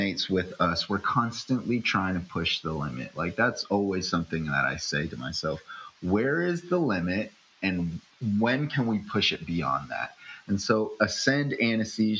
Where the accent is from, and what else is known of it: upstate New York, United States; born or raised there; also born or lived in Philippines